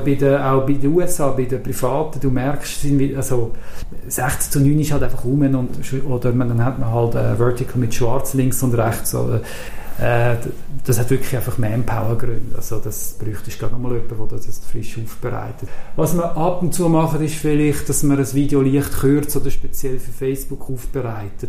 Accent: Zurich, Switzerland

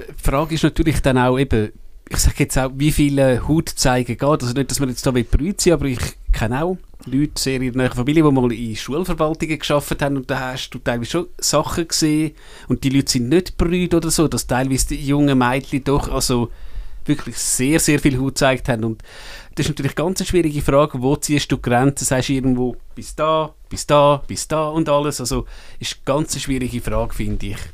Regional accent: Switzerland; als Schweizer

